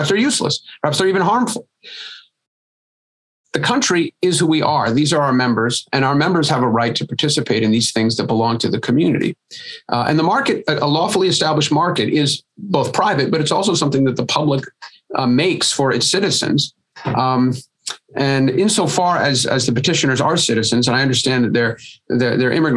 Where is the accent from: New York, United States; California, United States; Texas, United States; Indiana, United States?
Texas, United States; a Texan